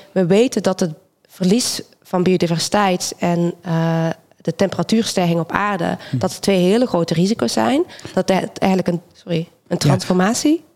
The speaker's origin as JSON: {"language": "Dutch", "country": "Belgium", "moved": "as an adult", "lives_now": "Rotterdam, Netherlands", "said": "ik kom uit België origineel. Ik ben in Nederland gekomen vanwege studie."}